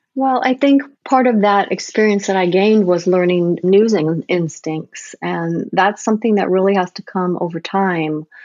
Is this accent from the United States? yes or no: yes; United States; being an American photojournalist